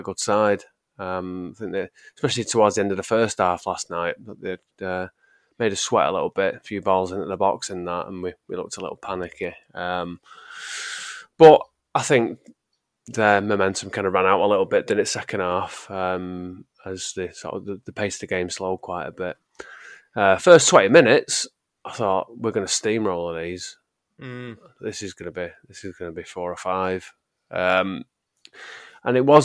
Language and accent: English; England, United Kingdom; I'm English